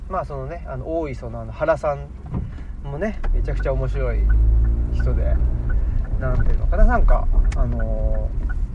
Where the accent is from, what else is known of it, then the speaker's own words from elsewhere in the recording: Saitama, Japan; 僕埼玉出身なんですよ」とか言ってで埼玉の浦和ってとこなんですよ